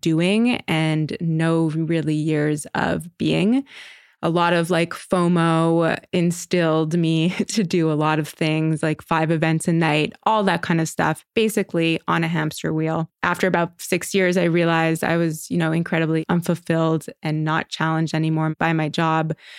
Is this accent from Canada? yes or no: yes; Montreal, Quebec, Canada; moved away as an adult; now in New York, United States; I am born and raised in Montreal. I moved to New York at about twenty-one years old, right after college.